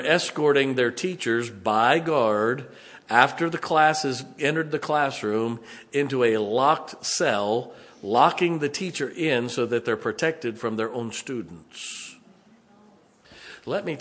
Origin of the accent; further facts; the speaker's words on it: Canton, Ohio, United States; I grew up in Canton, Ohio